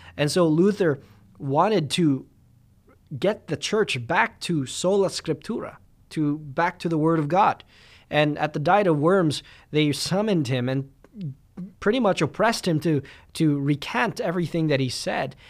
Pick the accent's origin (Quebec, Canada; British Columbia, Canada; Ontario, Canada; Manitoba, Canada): Manitoba, Canada; Winnipeg; I'm a Filipino guy from Winnipeg